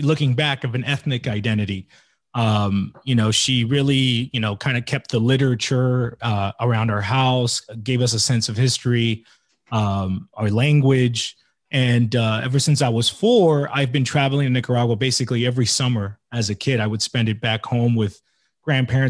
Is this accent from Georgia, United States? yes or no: no; Inglewood, California, United States; I was born and raised in Los Angeles, specifically around Inglewood, California.